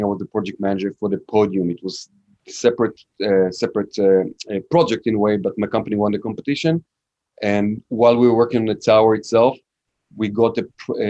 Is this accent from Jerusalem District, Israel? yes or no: no; Tel Aviv, Tel Aviv District, Israel; moved away as an adult; also born or lived in New York City; now in United States; So I'm from Israel. I'm from Tel Aviv, Israel. I was raised over there.